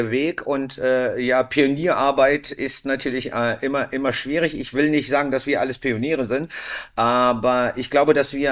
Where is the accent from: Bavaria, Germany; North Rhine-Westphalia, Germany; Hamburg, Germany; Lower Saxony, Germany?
Bavaria, Germany; Bamberg; aus meiner Heimat aus Bamberg.